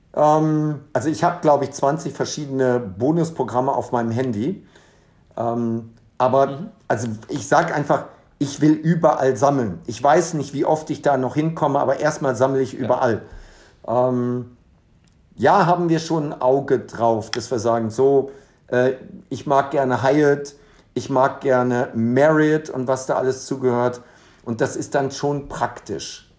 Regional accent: Germany; now in Dubai, United Arab Emirates; als Deutscher

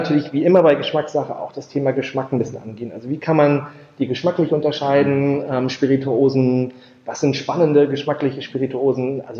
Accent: Schleswig-Holstein, Germany; Ich bin gebürtig aus Schleswig-Holstein aufgewachsen

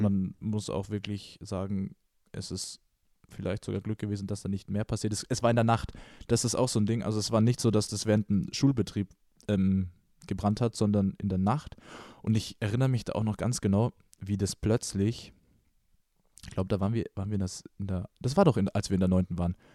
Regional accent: Ingolstadt, Bavaria, Germany; war ich damals in einem Pflegeheim bei uns in Ingolstadt

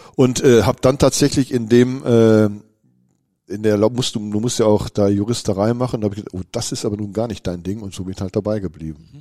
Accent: Bochum, North Rhine-Westphalia, Germany; moved away as an adult; now in Münster, Germany; ich komme ja aus Wattenscheid und Wattenscheid ist ja nun mal auch der Olympiastützpunkt

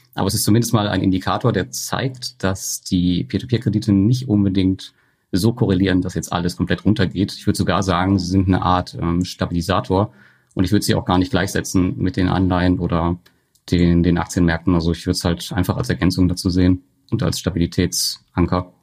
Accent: Germany; bei uns in Deutschland

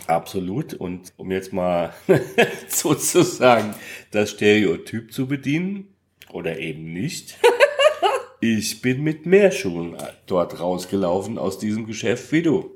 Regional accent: Hesse, Germany; als Hesse

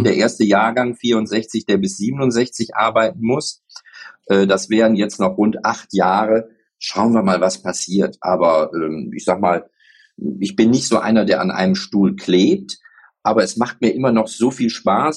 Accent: Spain; also born or lived in Mallorca; ich werde ja nächstes Jahr 60 und ich bin Spanier

